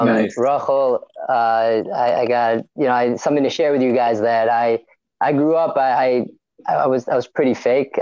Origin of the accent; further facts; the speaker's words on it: Florida, United States; moved away as an adult; also born or lived in Israel; now in New York, United States; I'm from Florida, right? I mean, Israel, but I moved when I was three, so really, my whole life I grew up in Florida